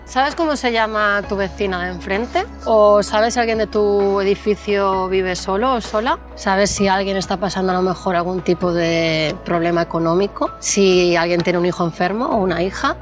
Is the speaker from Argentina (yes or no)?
no; Barcelona, Catalonia, Spain; soy de Barcelona y soy la cofundadora de Tienes Sal